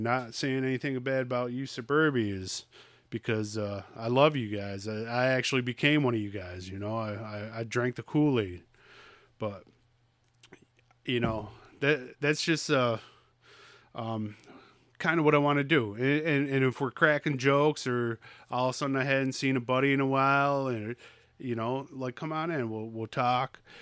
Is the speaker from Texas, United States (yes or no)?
no; Troy, New York, United States; I'm from Skunk City